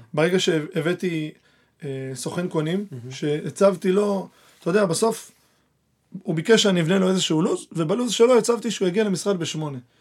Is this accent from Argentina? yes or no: yes; Argentina; also born or lived in Petah Tikva; now in Israel; עכשיו אני ארגנטינאי